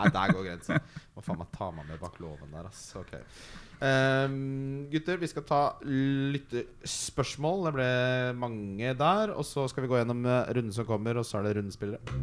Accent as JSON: {"language": "Norwegian", "town": "Ski", "region": "Akershus", "country": "Norway", "tie": "born or raised there", "said": "når du vokser opp i Ski, sånn som meg"}